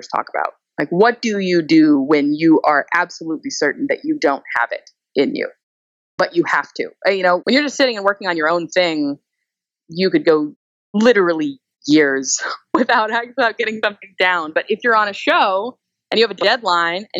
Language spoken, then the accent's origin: English; Texas, United States; I'm from Texas.